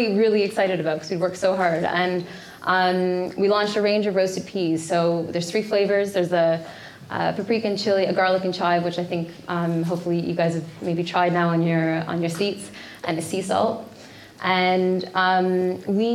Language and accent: English; Toronto, Ontario, Canada; I grew up in Toronto